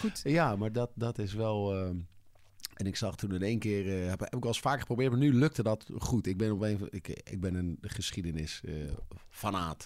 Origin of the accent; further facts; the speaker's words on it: Leusden, Utrecht, Netherlands; also born or lived in Amsterdam; now in Amersfoort, Netherlands; ik ben opgegroeid in Leusden, vlakbij Amersfoort.